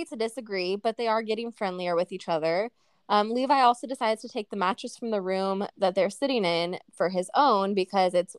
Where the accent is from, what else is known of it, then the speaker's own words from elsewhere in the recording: Oregon, United States; now in Las Vegas, United States; Murphy and I grew up in Oregon. We grew up on the West Coast. Afterwards, I moved to Las Vegas